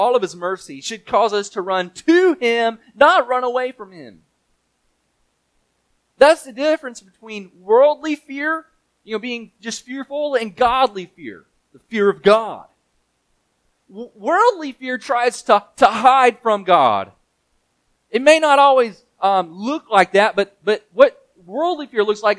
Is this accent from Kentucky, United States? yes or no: no; Mississippi, United States; I grew up playing soccer in Mississippi